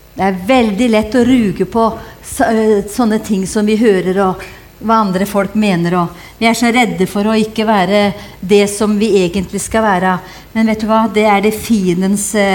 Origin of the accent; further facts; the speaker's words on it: Hedmarken, Innlandet, Norway; jeg kommer fra Hedmarken, og vi har lært oss å kjenne lusa på ganga